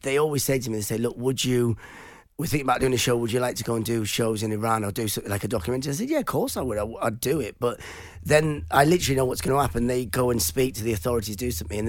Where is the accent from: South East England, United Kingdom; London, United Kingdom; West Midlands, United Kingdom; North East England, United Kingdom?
North East England, United Kingdom; born or raised there; first language Persian; English is a second language